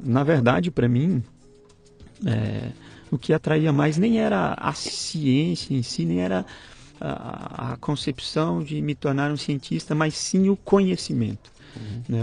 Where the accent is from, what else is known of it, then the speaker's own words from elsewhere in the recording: Goiânia, Goiás, Brazil; moved away as an adult; Nasci e morei em Goiânia até os 22 anos, até eu me formar